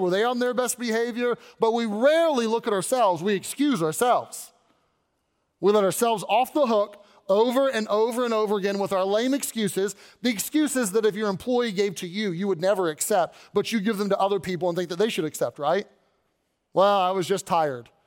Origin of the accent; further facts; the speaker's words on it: Louisville, Kentucky, United States; moved away as an adult; I was born in Louisville, lived my whole life there, born and raised, and then when I went off to college, I, uh, I left